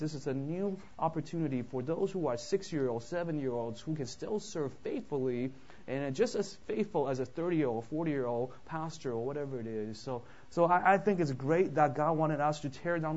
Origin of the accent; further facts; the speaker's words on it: Vancouver, British Columbia, Canada; now in United States; I grew up in Vancouver, so I'm actually a Canadian